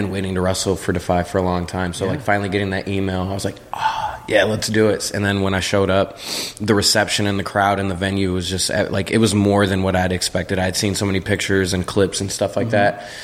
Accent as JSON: {"language": "English", "town": "Toledo", "region": "Ohio", "country": "United States", "said": "I'm from Toledo, Ohio, in the Midwest. It's the border city right on the Michigan border."}